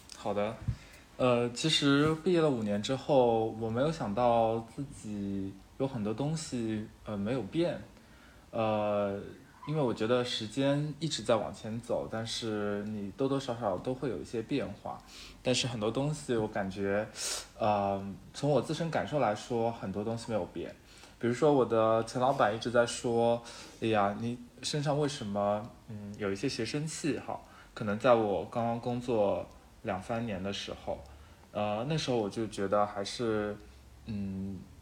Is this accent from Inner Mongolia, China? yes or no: no; Shanghai, China; moved away as an adult; now in Chengdu, China; 虽然我是上海人，但是我现在在成都工作，是一个荣漂